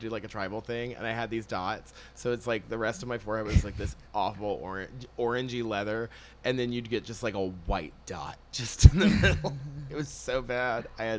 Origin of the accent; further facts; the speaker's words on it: Jacksonville, Florida, United States; I'm from Jacksonville